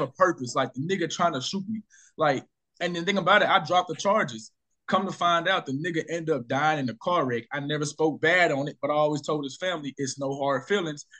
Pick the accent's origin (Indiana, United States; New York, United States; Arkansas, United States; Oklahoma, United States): Arkansas, United States; I threw my first party in my hometown. Yeah. Excuse me, Arkansas.